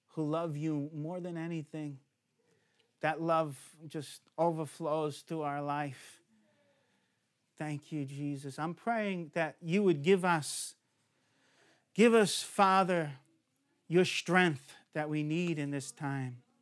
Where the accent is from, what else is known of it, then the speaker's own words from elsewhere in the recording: United States; moved away; I'm the alien from America